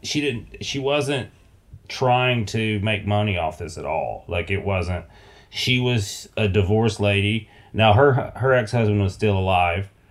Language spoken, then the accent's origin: English; the South, United States; I'm from the South